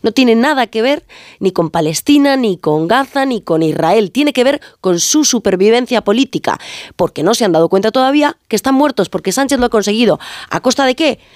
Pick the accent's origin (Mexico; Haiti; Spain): Spain; Ferrol, Galicia; otros somos de Ferrol